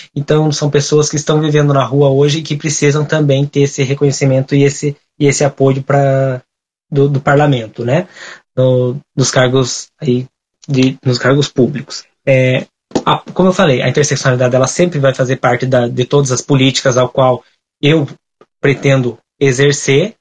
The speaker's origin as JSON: {"language": "Portuguese", "town": "General Carneiro", "region": "Paraná", "country": "Brazil", "tie": "born or raised there", "said": "eu sou natural do município de General Carneiro, é uma, um município no extremo sul do estado do Paraná"}